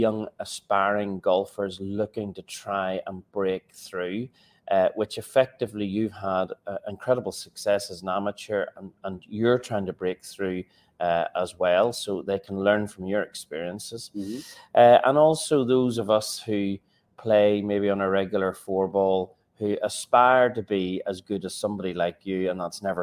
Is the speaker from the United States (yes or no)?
no; Northern Ireland, United Kingdom; We're both obviously from Northern Ireland